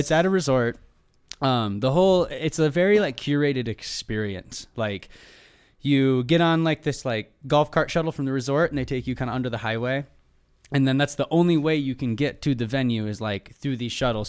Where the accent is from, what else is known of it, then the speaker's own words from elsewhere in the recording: Michigan, United States; moved away as an adult; now in Southern California, United States; since I moved from Michigan, where I'm from originally, out to Southern California